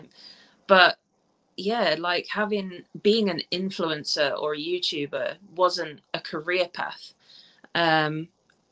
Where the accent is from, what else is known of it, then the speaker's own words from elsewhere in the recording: South Africa; now in England, United Kingdom; I was born in South Africa, and I moved to England in 2002.